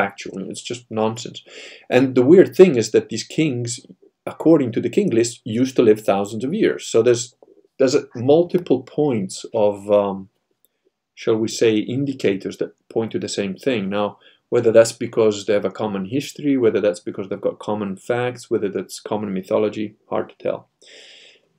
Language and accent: English; Italy; being Italian